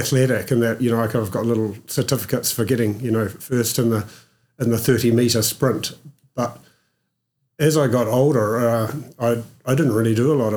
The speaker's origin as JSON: {"language": "English", "town": "Oamaru", "region": "Otago", "country": "New Zealand", "tie": "born or raised there", "also_born_or_lived": "England / Christchurch / Wanaka", "moved": "as an adult", "said": "I was born in Oamaru"}